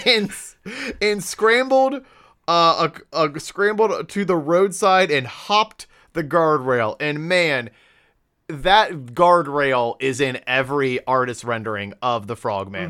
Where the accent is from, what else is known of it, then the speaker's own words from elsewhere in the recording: Ohio, United States; we are from Ohio